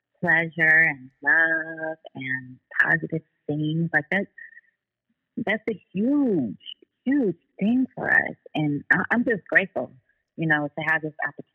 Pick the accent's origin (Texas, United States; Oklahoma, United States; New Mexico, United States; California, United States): California, United States; Oakland; I'm from Oakland. I speak with a certain dialect